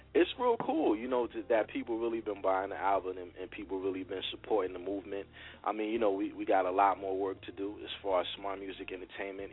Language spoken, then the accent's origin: English; New Brunswick, New Jersey, United States; also born or lived in Willingboro, New Jersey; growing up in New Brunswick, right on Redmond Street